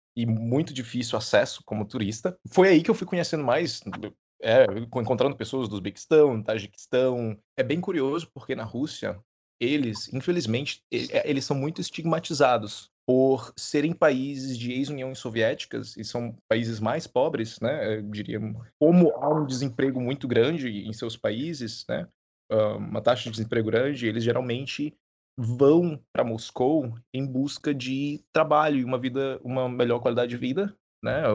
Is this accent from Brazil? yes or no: yes; Parauapebas, Pará, Brazil; eu sou do Pará. Eu nasci no interior do Pará, bem no sul